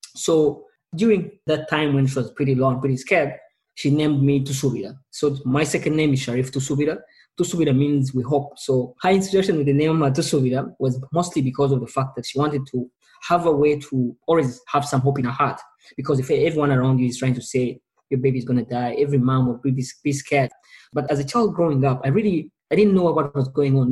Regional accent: Kampala, Central Region, Uganda; I was born in Kampala, Uganda, a small East African country.

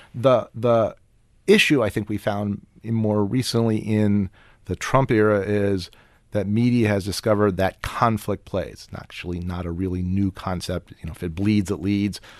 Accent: Washington, District of Columbia, United States; I'm from Washington

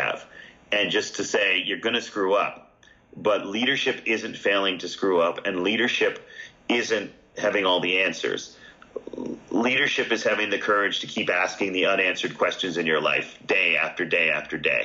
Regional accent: Canada; I'm Canadian.

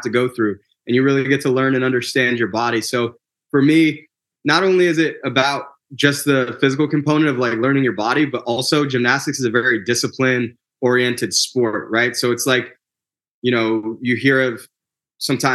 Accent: Michigan, United States; moved away as an adult; also born or lived in Houston, Texas; now in Orlando, United States; I was born and raised in Michigan.

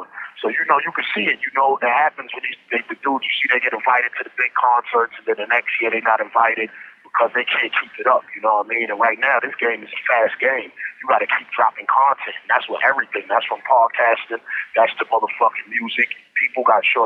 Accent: New York City, New York, United States; I'm from the East New York, we don't come from the culture of promoting that type of shit

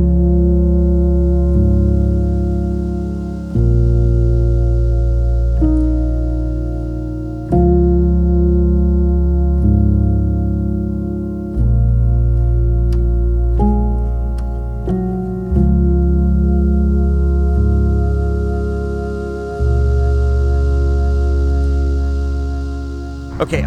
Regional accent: Dallas, Texas, United States; now in Fort Worth, United States; I moved from Dallas, where I lived pretty much my entire life, out here to Fort Worth

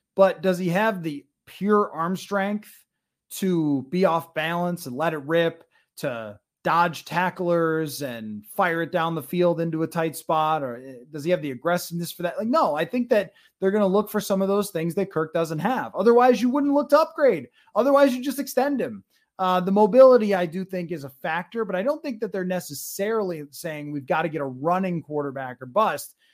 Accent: Buffalo, New York, United States; I grew up in Buffalo

